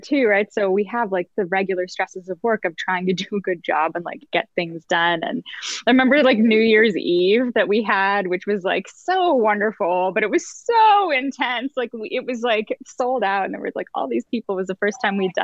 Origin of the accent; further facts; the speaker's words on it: Canada; moved away as an adult; also born or lived in New York / Los Angeles; I'm from like small town Canada